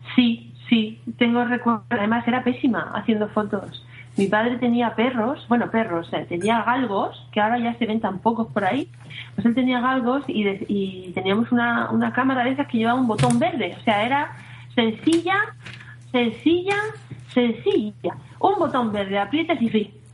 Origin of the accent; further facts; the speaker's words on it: Alicante, Valencian Community, Spain; soy de un pueblecito de Alicante